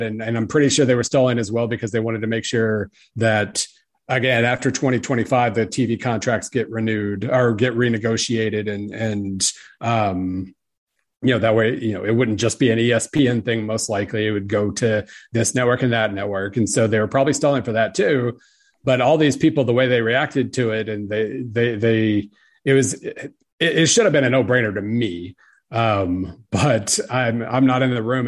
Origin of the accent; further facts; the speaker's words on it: Oklahoma, United States; I grew up in Oklahoma